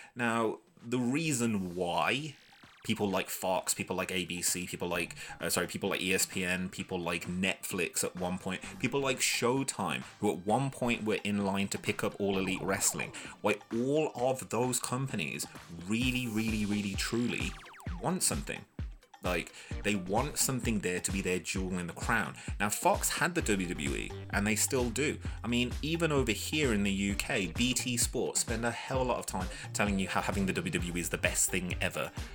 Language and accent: English; United Kingdom; I'm British